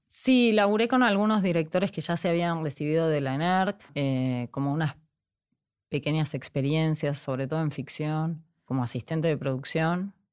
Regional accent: Avellaneda, Buenos Aires Province, Argentina; moved away as an adult; also born or lived in Mexico; now in Jujuy, Argentina; yo viví toda mi infancia en Avellaneda hasta la adolescencia.

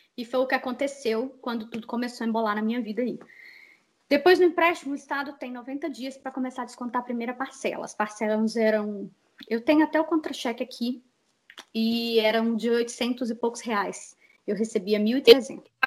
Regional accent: Betim, Minas Gerais, Brazil; moved away as an adult; also born or lived in Belo Horizonte; now in United States; vim de Minas Gerais. Morei, nasci em BH, morava em Betim, morei em Betim a vida inteira

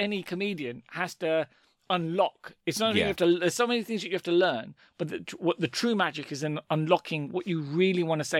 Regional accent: London, United Kingdom; I'm from London.

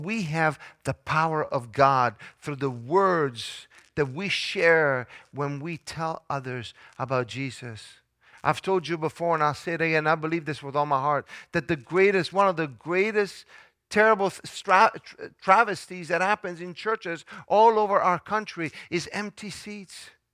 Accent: Italy; moved away; I grew up in Italy

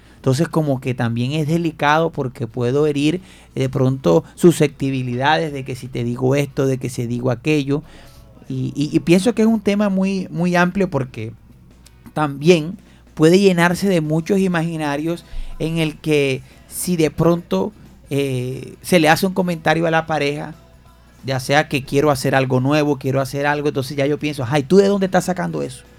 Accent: Fundación, Magdalena, Colombia; now in Barranquilla, Colombia; en mi tierra fundación o en Santa Marta

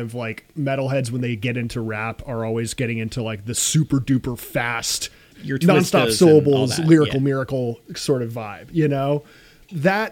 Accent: United States; as Americans

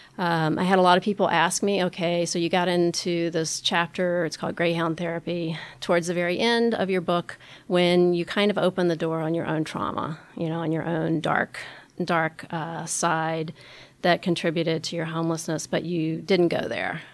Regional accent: Richmond, Virginia, United States; moved away as an adult; also born or lived in Baltimore; My experience of homelessness happened when I was a young adult in my hometown of Richmond, Virginia

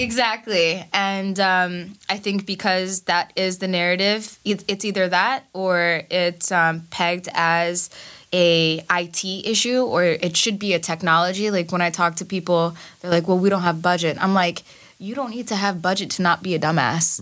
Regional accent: New York City, New York, United States; also born or lived in Bangladesh; I am a Bangladeshi immigrant from Queens

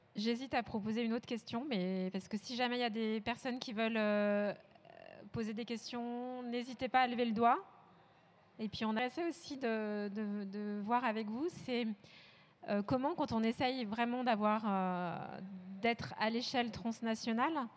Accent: France; on est français

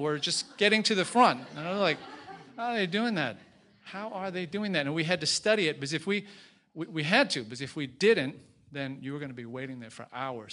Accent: Boston, Massachusetts, United States; moved away as an adult; also born or lived in Beijing; I was from Boston

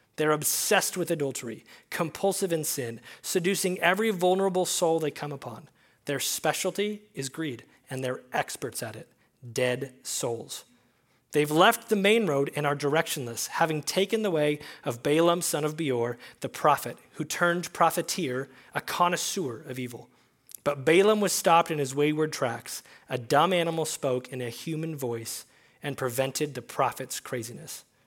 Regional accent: Billings, Montana, United States; I've been here at Faith Chapel my whole life. I grew up in Billings.

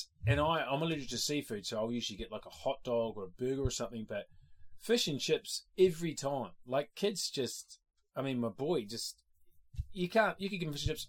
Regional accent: Cessnock, New South Wales, Australia; I grew up in Cessnock.

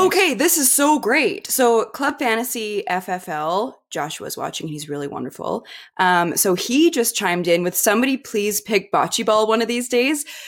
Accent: Kimberley, British Columbia, Canada; in Kimberley, my small town

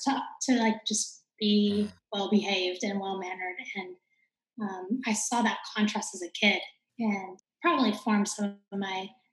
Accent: San Jose, California, United States; I grew up in San Jose, where there are a lot more Asian Americans

